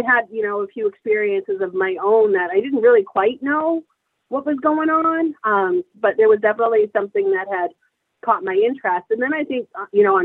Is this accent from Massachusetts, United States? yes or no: yes; Massachusetts, United States; I grew up in Massachusetts